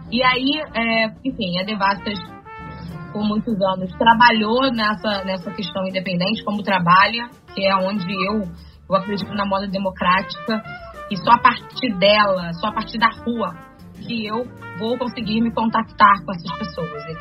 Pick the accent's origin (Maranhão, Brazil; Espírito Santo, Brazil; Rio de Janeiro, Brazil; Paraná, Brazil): Rio de Janeiro, Brazil; E eu sou do Meire, eu sou nascido no Engenho Novo e moro no Meire desde, desde a minha adolescência, né? Que são bairros vizinhos, né?